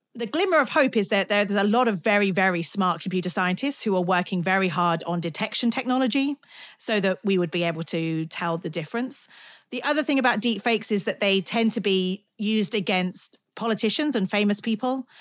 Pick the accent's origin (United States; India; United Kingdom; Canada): United Kingdom; I'm British